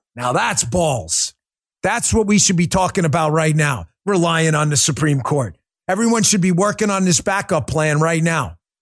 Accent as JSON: {"language": "English", "region": "New York", "country": "United States", "said": "I'm from New York"}